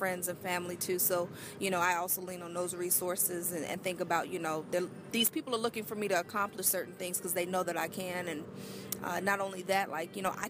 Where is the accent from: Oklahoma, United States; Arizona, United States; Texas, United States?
Arizona, United States; moved away; back home in Arizona